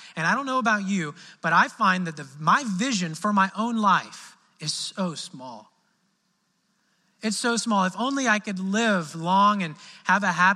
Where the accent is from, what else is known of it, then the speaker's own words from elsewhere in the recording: Midwest, United States; now in Southern United States; in the South here, I'm from the Midwest